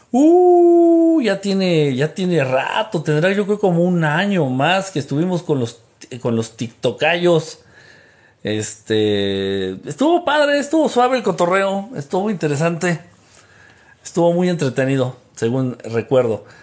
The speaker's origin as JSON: {"language": "Spanish", "country": "Costa Rica", "said": "Yo soy de Costa Rica."}